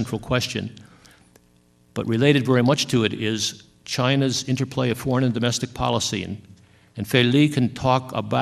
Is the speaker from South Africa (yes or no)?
yes; South Africa; I come from South Africa